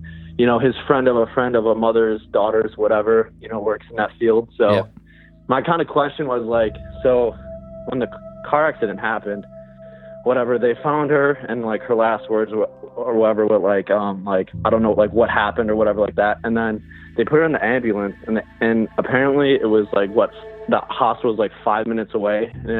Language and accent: English; Buffalo, New York, United States; I'm from Buffalo, New York.